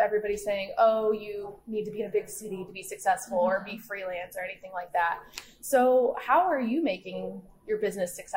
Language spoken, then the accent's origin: English; Findlay, Ohio, United States; I'm from Findlay, which is, 15 minutes the other way.